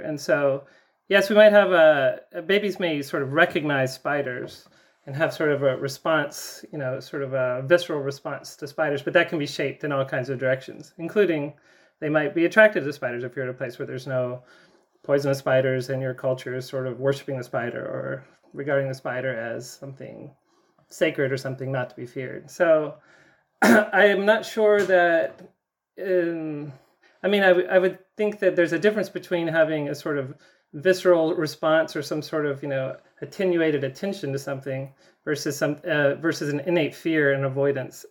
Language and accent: English; the South, United States; I grew up in the South